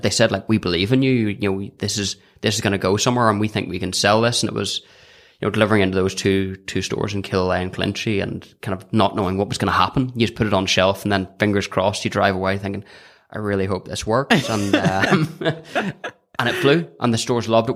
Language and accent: English; County Down, Northern Ireland, United Kingdom; I'm from County Down